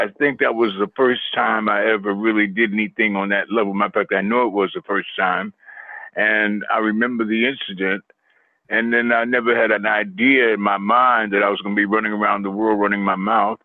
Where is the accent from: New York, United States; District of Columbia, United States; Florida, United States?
New York, United States; New York City; I was raised in Queens, New York